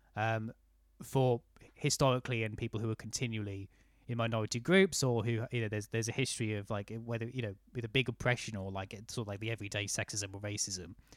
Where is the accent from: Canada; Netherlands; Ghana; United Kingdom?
United Kingdom; I was raised in the South.